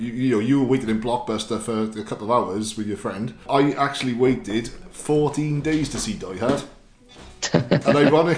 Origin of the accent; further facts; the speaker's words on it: Ely, United Kingdom; I grew up in Ely